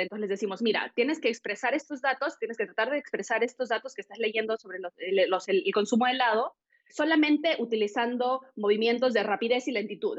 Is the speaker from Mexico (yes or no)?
no; Peru; moved away; soy peruana